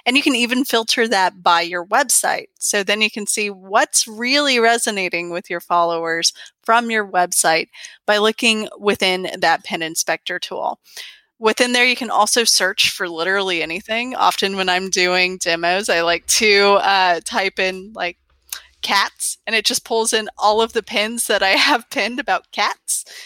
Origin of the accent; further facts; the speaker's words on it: Georgia, United States; I grew up in Georgia